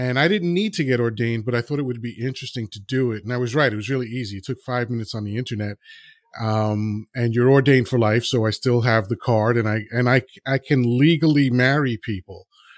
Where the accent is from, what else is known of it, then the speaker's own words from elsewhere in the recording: New York City, New York, United States; also born or lived in Dominican Republic; I was raised and grew up in Washington Heights, New York City, which was like the roughest neighborhood in New York City